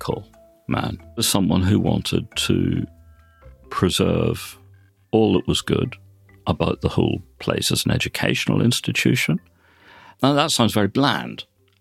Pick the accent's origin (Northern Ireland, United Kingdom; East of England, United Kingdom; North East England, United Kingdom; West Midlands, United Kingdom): Northern Ireland, United Kingdom; Belfast; now in Oxford, United Kingdom; I was brought up in Belfast and educated there